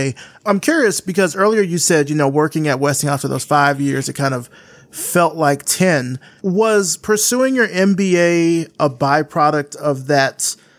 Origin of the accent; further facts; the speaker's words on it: the South, United States; I grew up in the South